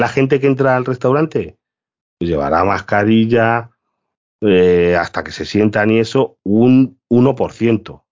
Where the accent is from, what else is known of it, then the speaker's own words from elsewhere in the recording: Galicia, Spain; soy gallego